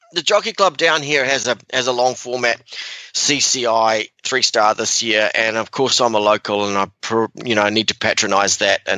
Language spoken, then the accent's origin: English; New Zealand; we grew up in New Zealand